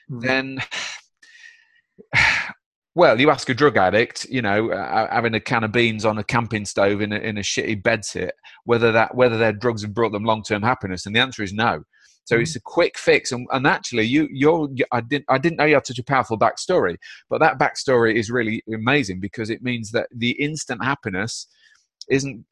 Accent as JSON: {"language": "English", "town": "Derby", "region": "East Midlands", "country": "United Kingdom", "said": "I'm from Derby, mate. It's not a hotbed of happiness"}